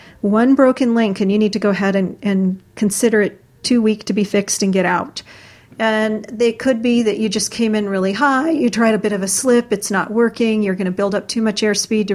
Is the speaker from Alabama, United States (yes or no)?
no; Florida, United States; I come from Florida